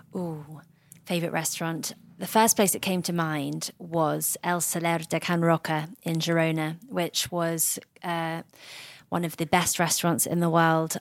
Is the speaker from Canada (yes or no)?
no; Surrey, West Sussex border, South East England, United Kingdom; accent: British; I grew up on the Surrey, West Sussex border